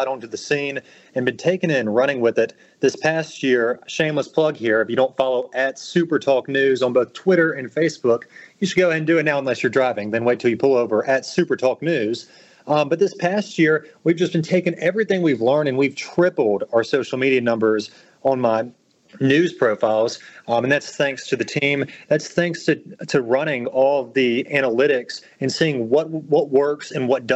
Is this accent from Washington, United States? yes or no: no; Jackson, Mississippi, United States; moved away as an adult; also born or lived in Sewanee, Tennessee; growing up in Jackson was great